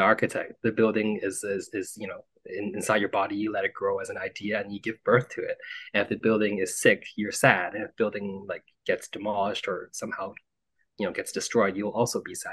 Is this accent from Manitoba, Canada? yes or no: no; Vancouver, British Columbia, Canada; moved away as an adult; also born or lived in Montreal; I was born and raised in Vancouver to immigrant parents